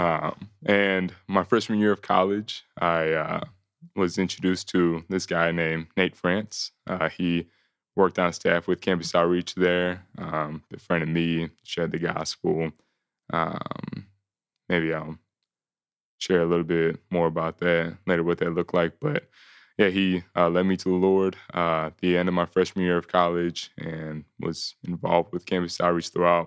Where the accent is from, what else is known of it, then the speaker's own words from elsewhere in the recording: Elgin, Illinois, United States; also born or lived in Monmouth, Illinois; I grew up in the Chicago suburbs, uh, spending, um, all my life up until I graduated college in Elgin, Algonquin, Carpenters Ville area